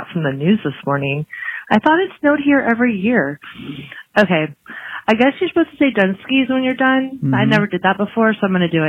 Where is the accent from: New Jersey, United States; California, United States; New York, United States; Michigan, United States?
California, United States; Southern; now in Ohio, United States; I'm from California